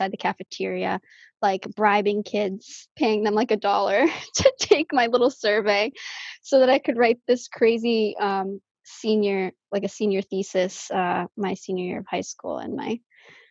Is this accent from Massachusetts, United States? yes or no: yes; Falmouth, Massachusetts, United States; I was born and raised on Cape Cod. I was born at Falmouth Hospital.